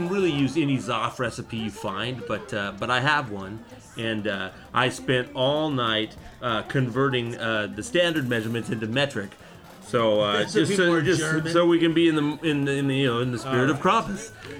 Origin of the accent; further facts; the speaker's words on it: United States; I'm an American